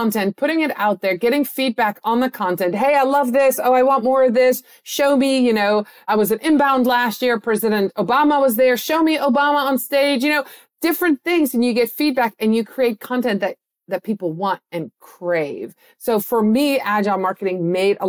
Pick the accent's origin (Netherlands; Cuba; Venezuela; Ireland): Netherlands; moved away; I was born and raised in the Netherlands